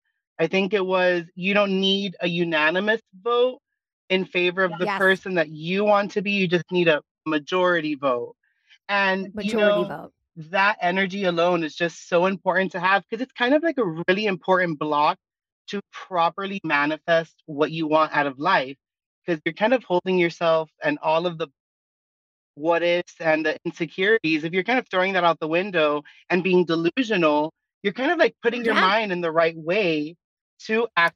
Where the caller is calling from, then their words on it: Miami, Florida, United States; I'm calling from Miami, Florida.